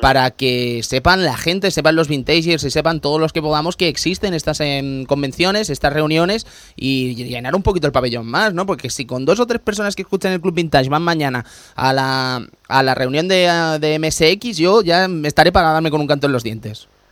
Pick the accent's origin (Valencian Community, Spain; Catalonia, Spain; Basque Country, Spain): Catalonia, Spain; Barcelona; los que somos de Barcelona